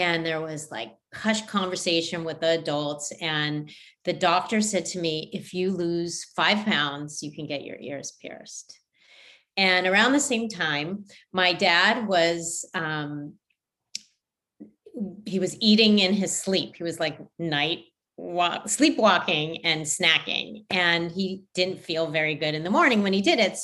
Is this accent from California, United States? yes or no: yes; Los Angeles, California, United States; I grew up in Los Angeles